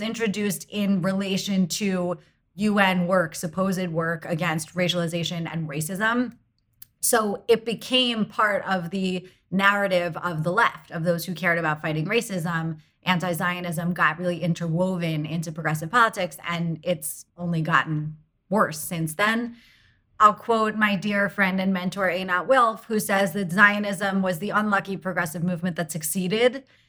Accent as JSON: {"language": "English", "country": "United States", "said": "I am an American"}